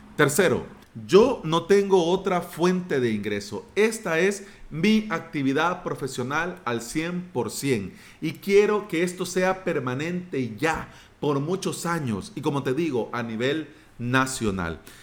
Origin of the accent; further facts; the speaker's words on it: El Salvador; mi país